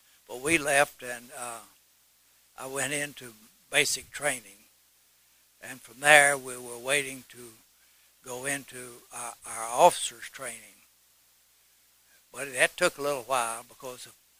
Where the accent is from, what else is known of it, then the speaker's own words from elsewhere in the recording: Knoxville, Tennessee, United States; from East Tennessee here. I was born in Knoxville and lived within 50 miles of here all my life